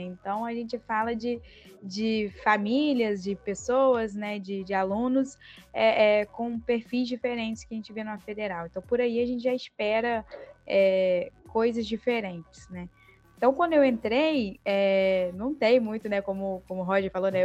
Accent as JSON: {"language": "Portuguese", "town": "Campos dos Goytacazes", "region": "Rio de Janeiro", "country": "Brazil", "accent": "carioca", "moved": "as an adult", "lives_now": "Vitória, Brazil", "said": "não sou capixaba, né? Estou aqui em Vitória, mas sou do interior do Rio, de Campos do Goitacazes, mas vim para cá para estudar"}